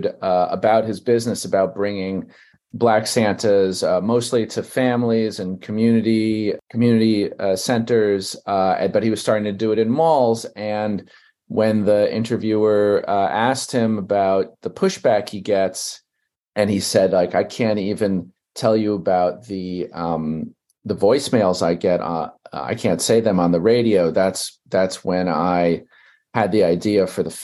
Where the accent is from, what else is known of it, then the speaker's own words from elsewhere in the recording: New York City, New York, United States; I grew up in Brooklyn, New York